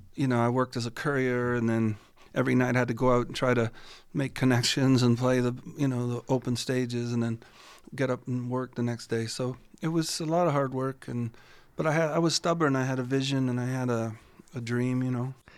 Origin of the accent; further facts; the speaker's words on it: St. Catharines, Ontario, Canada; also born or lived in Toronto; now in Stratford, Canada; that's my hometown